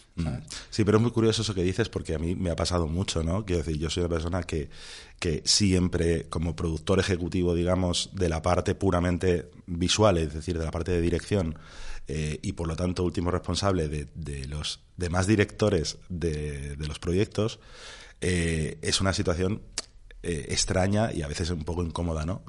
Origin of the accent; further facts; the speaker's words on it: Béjar, Castile and León, Spain; en el instituto de, mi pueblo de Béjar